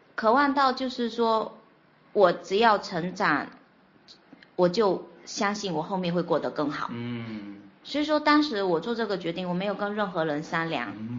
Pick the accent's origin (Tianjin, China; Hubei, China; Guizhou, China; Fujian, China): Fujian, China; Fuzhou; 我来自福建福州